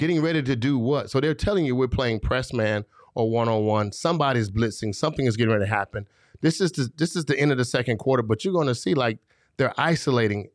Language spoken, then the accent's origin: English; Florida, United States; I'm from Florida.